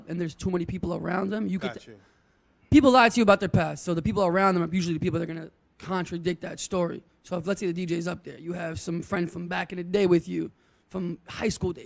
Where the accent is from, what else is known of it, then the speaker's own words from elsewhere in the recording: New York City, New York, United States; I'm from Brooklyn as well